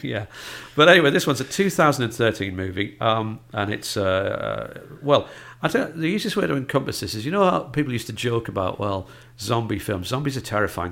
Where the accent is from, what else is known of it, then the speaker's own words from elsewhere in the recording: North East England, United Kingdom; accent: northeast; my northeast accent